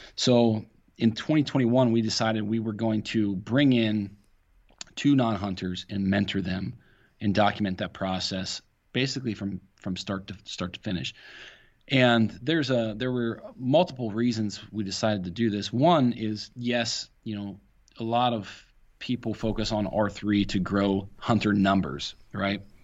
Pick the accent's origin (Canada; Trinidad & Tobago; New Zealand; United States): United States; Ohio